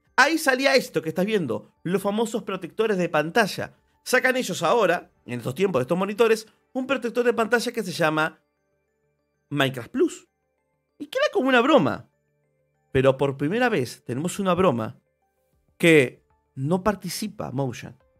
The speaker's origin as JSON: {"language": "Spanish", "country": "Argentina", "said": "Yo soy argentino"}